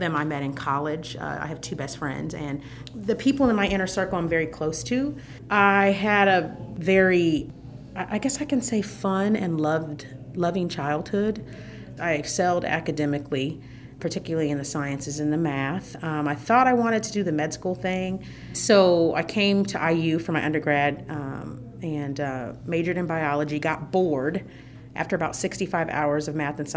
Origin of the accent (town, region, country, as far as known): Fort Wayne, Indiana, United States; born or raised there; now in Bloomington, United States